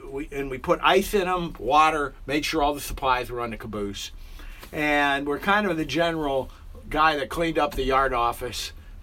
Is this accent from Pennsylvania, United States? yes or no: yes; Meadville, Pennsylvania, United States; I was born and raised in Meadville, Pennsylvania.